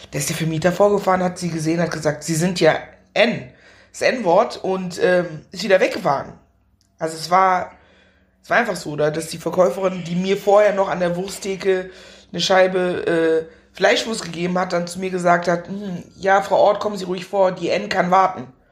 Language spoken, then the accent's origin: German; Meckenheim, North Rhine-Westphalia, Germany; Ich bin in Meckenheim bei Bonn groß geworden